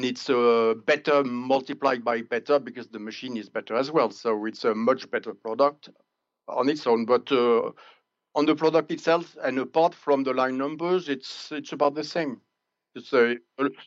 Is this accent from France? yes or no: yes; France; English is a second language; the last town was actually my hometown